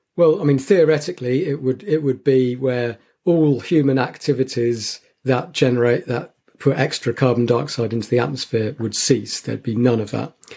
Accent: St Albans, East of England, United Kingdom; moved away; where I was growing up in St Albans

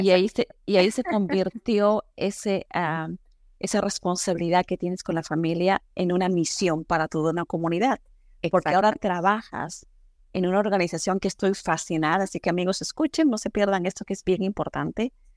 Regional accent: Peru; moved away; yo soy peruana

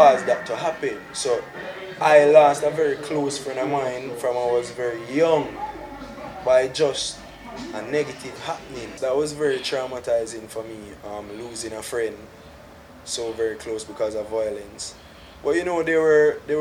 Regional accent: Kingston, Jamaica; also born or lived in Spanish Town, Jamaica; I'm from Kingston 2, that's Rockfort, East Kingston. There I grew up with my both parents

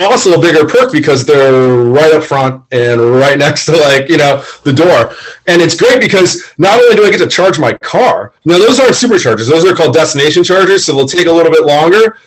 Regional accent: Florida, United States; I'm from Florida, born and raised

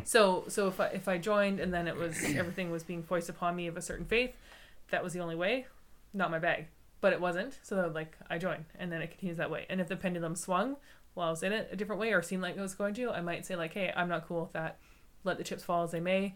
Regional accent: Canada; I grew up in Canada

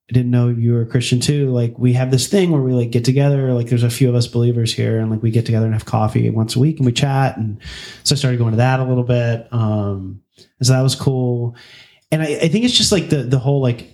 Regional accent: Birmingham, Alabama, United States; moved away as an adult; also born or lived in New York; now in California, United States; I actually grew up in Birmingham. So I grew up in the Bible Belt in the South and lived in that and existed in that till I was 23, I guess, before I left home, or I left Alabama

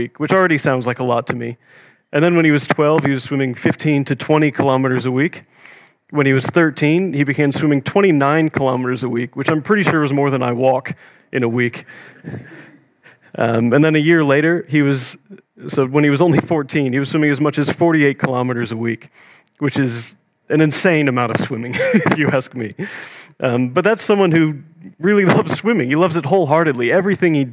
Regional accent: Missouri, United States; now in Sydney, Australia; From a very small town in the Midwest, like 10,000 people small

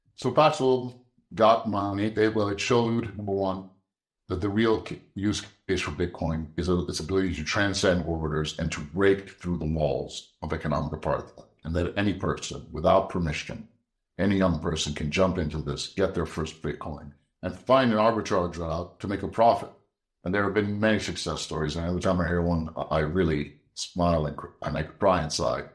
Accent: Egypt; moved away; And I was born in Egypt.

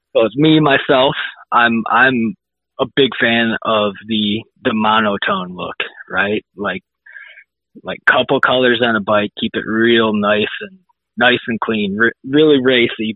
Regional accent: Illinois, United States; grew up uh, about an hour or so away from Decal Works. Um, small town, Illinois

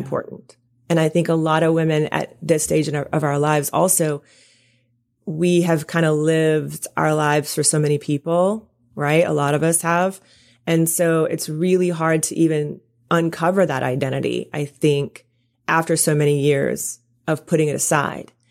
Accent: Deep South, United States; I'm from the South, you know, I'm from, like, the deep South

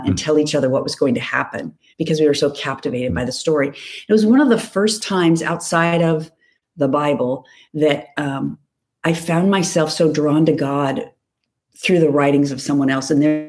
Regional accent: Whittier, California, United States; where I grew up in Whittier

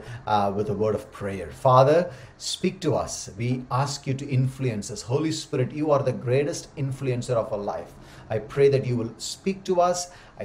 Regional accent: Tamil Nadu, India; first language Tamil; English is a second language; moved away as an adult; also born or lived in Pune; I never traveled outside Tamil Nadu. So when I went to do my DTS, Discipleship Training School, I felt I was a foreigner in my own country, because the frontier that I crossed until the age of 24 was Katpadi to Chittur

